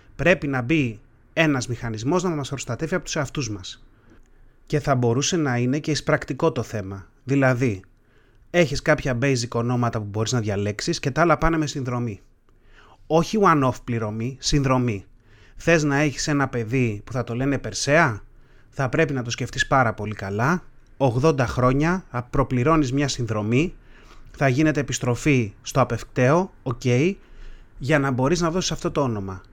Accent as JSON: {"language": "Greek", "country": "Greece", "said": "σαν έθνος, σαν Έλληνες ας πούμε, έχουμε κάποια επώνυμα"}